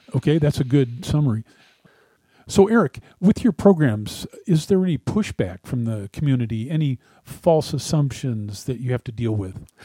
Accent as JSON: {"language": "English", "town": "Cleveland", "region": "Ohio", "country": "United States", "moved": "yes", "said": "I'm from Cleveland"}